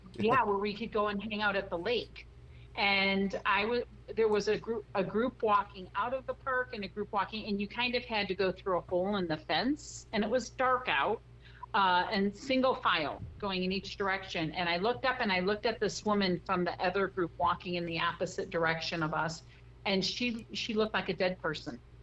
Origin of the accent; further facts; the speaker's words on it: Chicago, Illinois, United States; moved away as an adult; also born or lived in Texas / Washington State; now in Arizona, United States; I'm originally from Chicago, and uh, I lived there until I was about 19